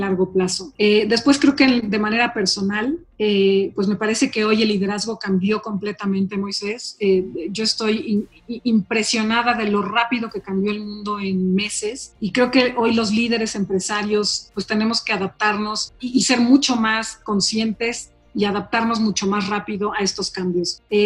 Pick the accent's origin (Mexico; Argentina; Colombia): Mexico; Mexico City; yo soy una mexicana de hueso colorado, yo nací y crecí en esta ciudad de México